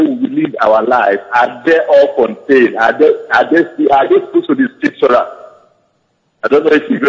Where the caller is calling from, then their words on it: Italy; I'm calling from Italy.